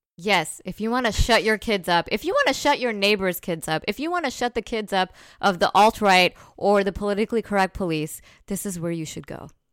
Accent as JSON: {"language": "English", "region": "New Jersey", "country": "United States", "said": "I'm from Jersey"}